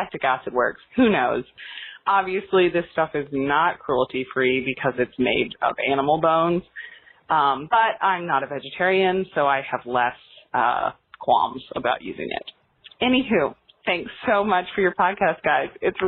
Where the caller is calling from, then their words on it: New York City, New York, United States; I'm calling from Brooklyn.